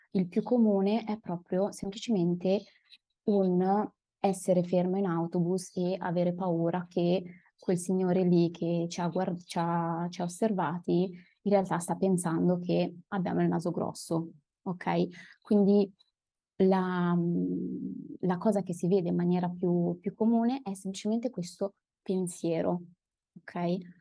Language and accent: Italian; Milan, Lombardy, Italy; also born or lived in Padua / Turin; Io sono milanese